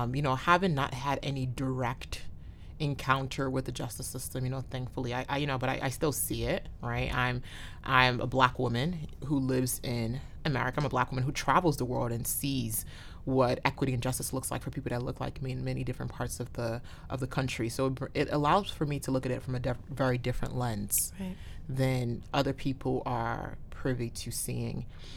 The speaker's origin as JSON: {"language": "English", "town": "New Haven", "region": "Connecticut", "country": "United States", "tie": "born or raised there", "said": "here since I was 10 years old in the New Haven area. So I think 20 years in now, I guess I can say I'm from New Haven, Connecticut, as I begrudgingly admit that."}